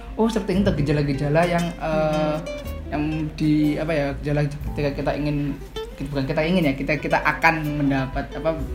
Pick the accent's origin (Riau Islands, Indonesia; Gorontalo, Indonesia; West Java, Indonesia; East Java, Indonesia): East Java, Indonesia; Jember; also born or lived in Surabaya; saya kalau asal tuh sebenarnya dari Surabaya kalau lahir. Cuma karena uh. saya sudah lama di Jember, jadinya saya uh, bilangnya ya tetap saya jadi Jember